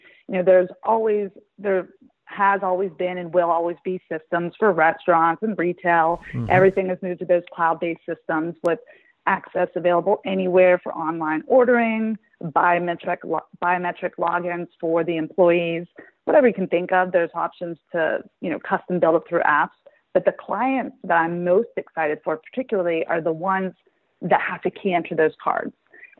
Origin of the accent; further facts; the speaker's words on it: Pittsburgh, Pennsylvania, United States; also born or lived in Detroit, Michigan; now in Bridgeport, United States; I'm actually from Pittsburgh.